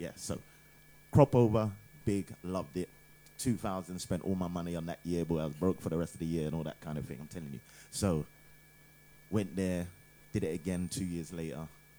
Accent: United Kingdom; also born or lived in Ghana; I'm from Ghana, but born here, and yeah, got into soca around I don't know 14 or something like that.

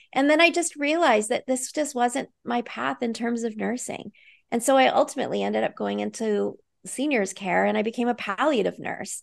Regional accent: Vancouver, British Columbia, Canada; I live in Vancouver, British Columbia, so I'm a Canadian.

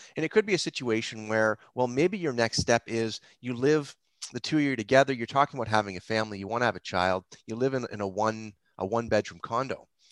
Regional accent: Mississauga, Ontario, Canada; also born or lived in Toronto / Etobicoke / Hamilton; I grew up in Mississauga

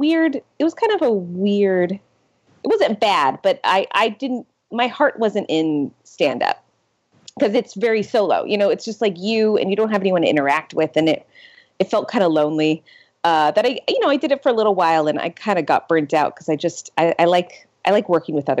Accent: San Diego, California, United States; I'm originally from San Diego

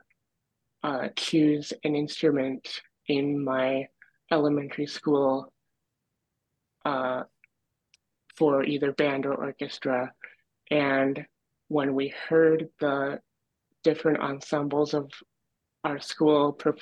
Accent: Dexter, Michigan, United States; also born or lived in Ann Arbor, Michigan; I'm from Dexter, Michigan.

